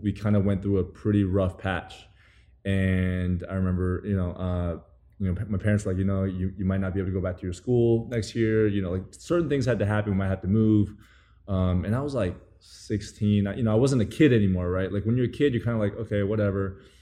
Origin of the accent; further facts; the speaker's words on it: Taiwan; moved away as an adult; also born or lived in New Zealand; now in United States; I grew up in New Zealand and Taiwan